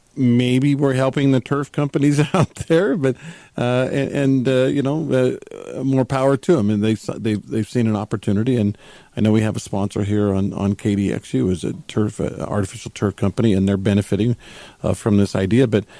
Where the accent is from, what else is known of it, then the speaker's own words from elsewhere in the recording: Texas, United States; now in Utah, United States; I grew up in Texas.